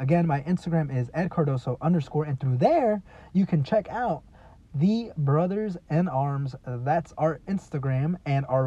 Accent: Texas, United States; moved away; also born or lived in California; I'm a Texan

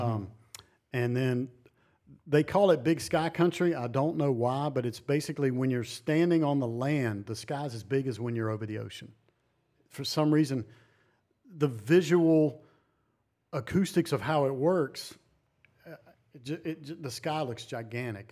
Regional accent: North Carolina, United States; now in Montana, United States; I grew up on the East Coast in North Carolina

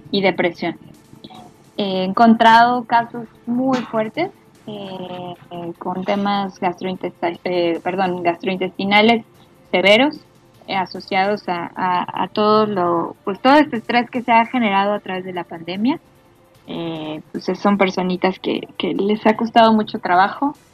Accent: Mexico; porque soy, además a soy mí mexicana.

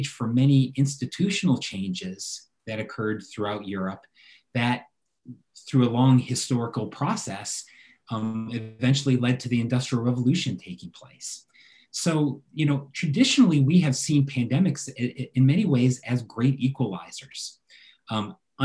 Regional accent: United States; As an American living in America

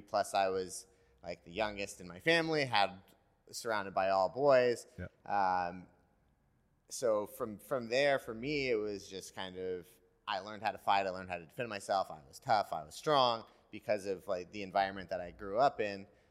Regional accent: Petaluma, California, United States; now in Carlsbad, United States; I had a coach in Petaluma where I grew up in Northern California

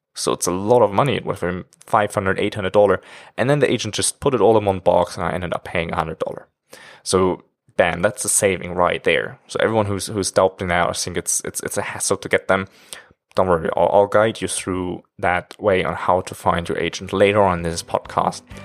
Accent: Germany; moved away as an adult; now in China; I'm actually from Germany. And now I'm living in China for almost five years already

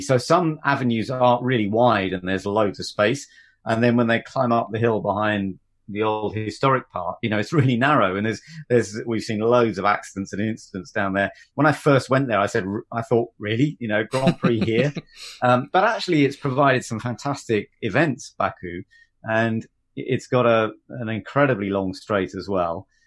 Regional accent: United Kingdom; as a British driver doing national motorsport

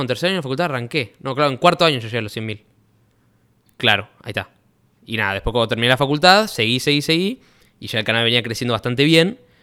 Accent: Rosario, Santa Fe, Argentina; He nacido, eh, fui nacido y criado en Rosario, born and raised

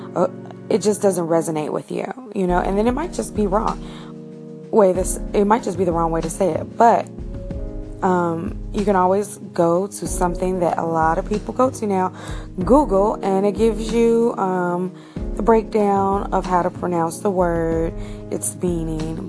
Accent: United States; I'm an American. I've been born here. My family's been here for centuries

